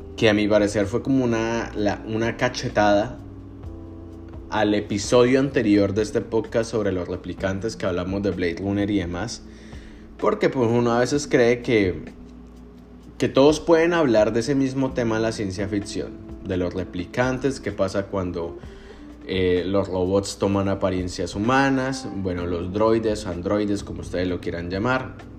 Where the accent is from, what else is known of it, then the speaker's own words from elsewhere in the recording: Colombia; yo a veces me siento más mexicano que colombiano